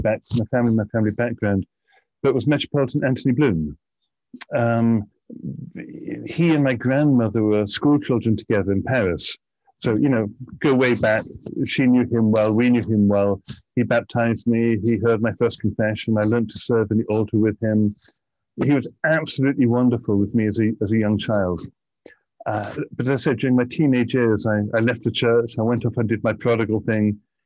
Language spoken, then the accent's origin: English; Bristol, South West England, United Kingdom; now in Aberdeen, United Kingdom; So I grew up in Bristol. I'm a Bristolian and still feel Bristol very strongly in my heart. On my father's side, I'm Russian immigration.